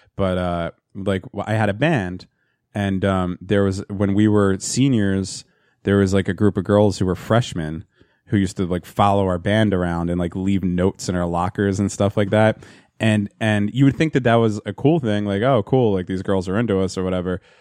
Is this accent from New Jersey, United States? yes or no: yes; New Jersey, United States; my hometown